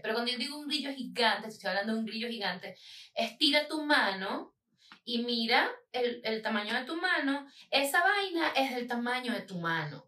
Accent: Falcón, Venezuela; moved away; en el estado Falcón, de donde yo vengo, en Venezuela

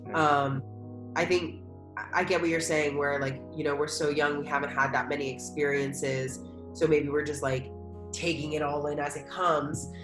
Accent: United States; moved away as an adult; also born or lived in Philadelphia; now in Chiang Mai, Thailand; also living and growing up in America

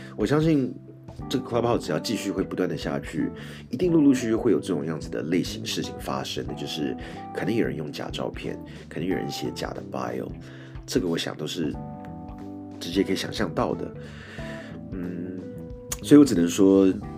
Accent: Taiwan; 我是从台湾来的

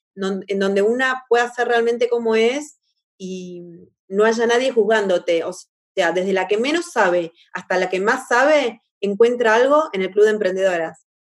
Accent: La Plata, Buenos Aires Province, Argentina; moved away as an adult; now in Rio de Janeiro, Brazil; Soy argentina, platense, 100% platense, de La Plata

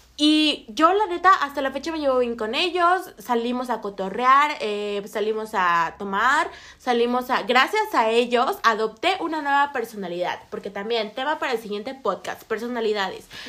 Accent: Mexico; moved away; yo vengo de relativamente un pueblo. Eh, Casonas de Herrera

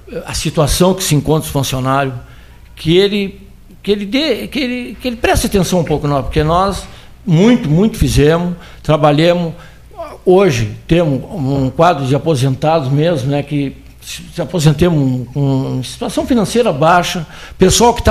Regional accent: Pelotas, Rio Grande do Sul, Brazil; Claro, sou pelotense

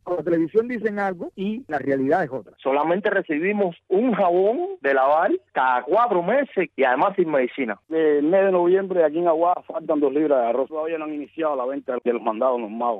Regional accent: Cuba; moved away as an adult; now in Spain; yo me fui de Cuba

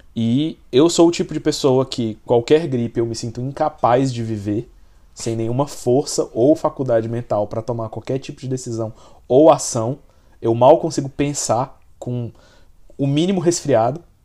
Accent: Brazil; como brasileiro

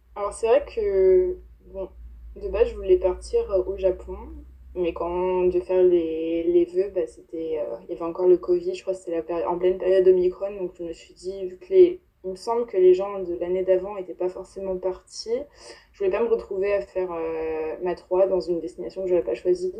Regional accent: France; moved away as an adult; also born or lived in Paris; now in New York, United States; de France, on est trois.

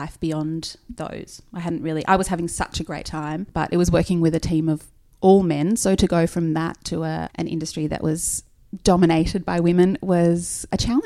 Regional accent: Nelson Bay, New South Wales, Australia; I am from about 2.5 hours north of Sydney in a little town called Nelson Bay in Port Stephens. Grew up on the beach

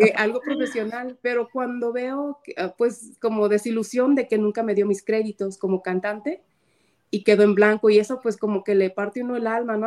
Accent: Guadalajara, Jalisco, Mexico; soy tapatía

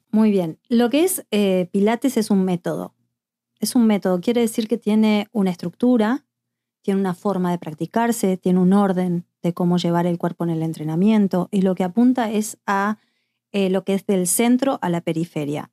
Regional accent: Montevideo, Uruguay; moved away; yo soy de Montevideo, Uruguay

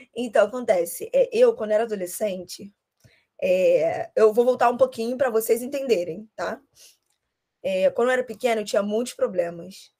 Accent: Rio de Janeiro, Brazil; eu sou carioca

